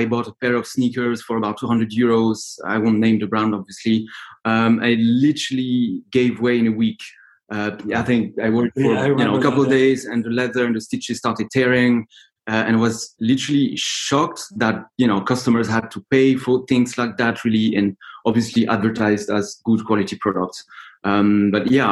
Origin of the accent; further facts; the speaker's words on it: Brittany, France; moved away as an adult; also born or lived in Paris / China / India / Switzerland; of France, Brittany.